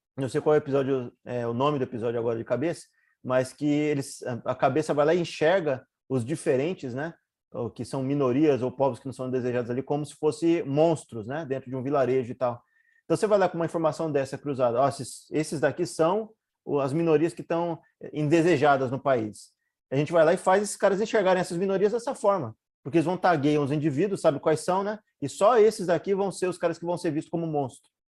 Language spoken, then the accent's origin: Portuguese; Brazil; A gente, como brasileiro